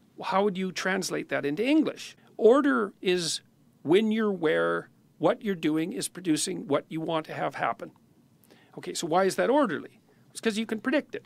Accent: Canada; being a Canadian

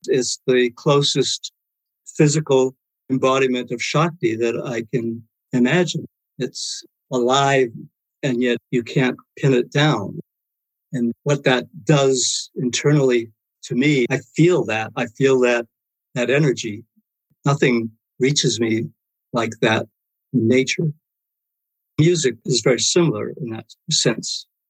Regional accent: Maine, United States; ever since I was a kid growing up in Maine

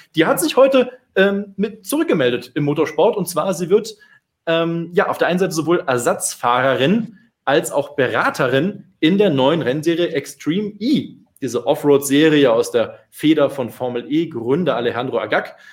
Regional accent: Eifel, Rhineland-Palatinate, Germany; ich komme selber aus der Eifel, bin da nicht so weit von weg geboren, wo Sabine Schmitz Adenau zuletzt gelebt hat

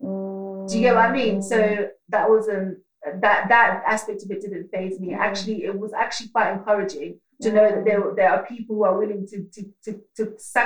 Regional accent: Netherlands; moved away; I grew up in Holland and then I came here at like quite a pivotal age as well.

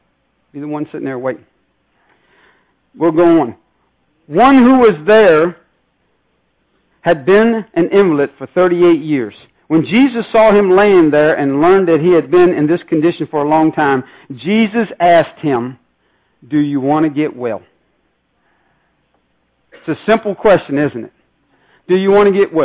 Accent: Northern Virginia, United States; I'm from the Northern Virginia area

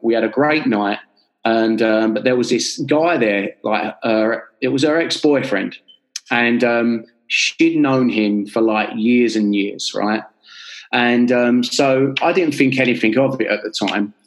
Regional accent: London, United Kingdom; I'm from North London in Enfield.

